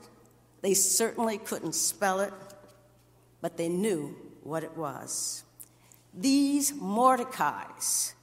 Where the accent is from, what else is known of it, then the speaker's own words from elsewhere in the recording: Erie, Pennsylvania, United States; as a teenager in my hometown of Erie, Pennsylvania